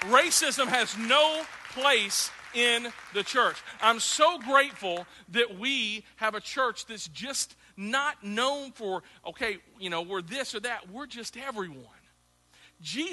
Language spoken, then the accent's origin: English; the South, United States; also born or lived in Midwest; now in Clarksville, United States; growing up in the South